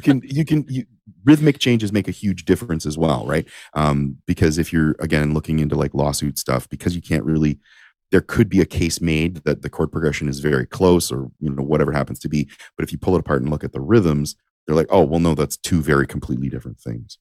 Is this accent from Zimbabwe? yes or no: no; Windsor, Ontario, Canada; also born or lived in Japan; I'm from Ontario